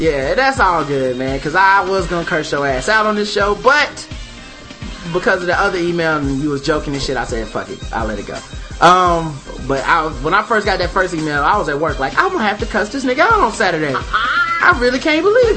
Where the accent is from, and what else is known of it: Charlotte, North Carolina, United States; born or raised there